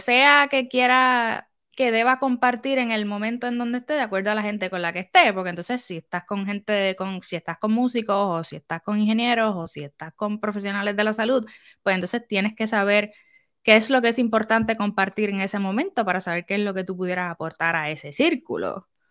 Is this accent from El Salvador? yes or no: no; Puerto Rico; now in United States; soy de Puerto Rico